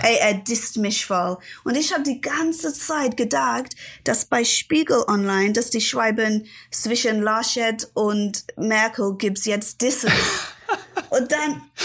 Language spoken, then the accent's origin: German; Ilford, London, United Kingdom; German is a second language; moved away as an adult; now in Berlin, Germany; Ich komme nicht wirklich aus London. Ich komme aus Ilford